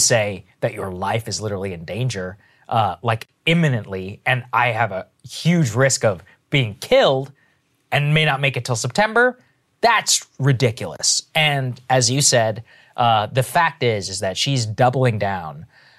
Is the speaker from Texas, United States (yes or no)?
yes; Texas, United States; I remember I came from Texas, not at the best fashion standards, moved to the East Coast, and I had a black suit.